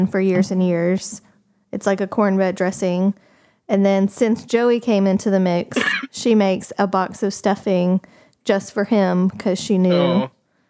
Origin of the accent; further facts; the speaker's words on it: the South, United States; moved away; I am from the South